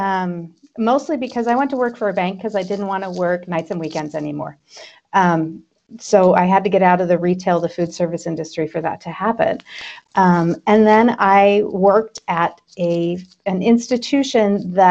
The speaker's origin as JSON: {"language": "English", "town": "Twin Falls", "region": "Idaho", "country": "United States", "tie": "born or raised there", "also_born_or_lived": "Boise, Idaho", "said": "I am an Idaho native. I grew up in Twin Falls."}